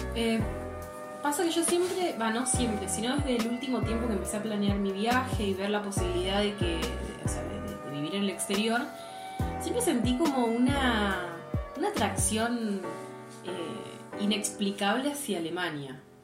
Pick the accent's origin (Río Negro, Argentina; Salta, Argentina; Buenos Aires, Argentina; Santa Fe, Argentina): Río Negro, Argentina; General Roca; moved away as an adult; also born or lived in Germany; yo soy de Río Negro, de la Patagonia Argentina. Eh, nací en una ciudad llamada General Roca.